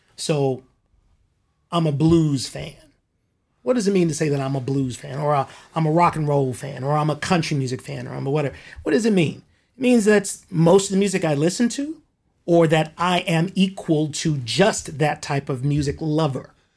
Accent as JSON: {"language": "English", "town": "Compton", "region": "California", "country": "United States", "tie": "born or raised there", "said": "I grew up in Compton. Compton here in Southern California"}